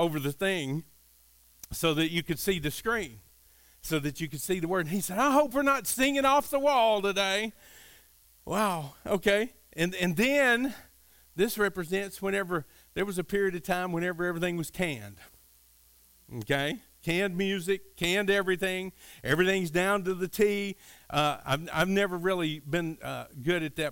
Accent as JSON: {"language": "English", "region": "Kentucky", "country": "United States", "tie": "born or raised there", "said": "I grew up in Kentucky, and we were kind of out in the country, very, very rural"}